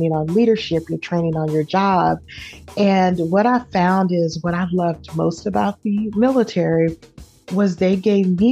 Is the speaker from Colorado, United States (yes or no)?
no; Oakland, California, United States; also born or lived in Indianapolis, Indiana; now in San Antonio, United States; I am from East Oakland. That's where I was raised